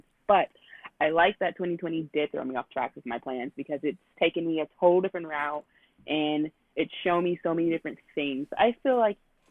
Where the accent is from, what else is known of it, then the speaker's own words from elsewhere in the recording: Texas, United States; I was born and raised in Texas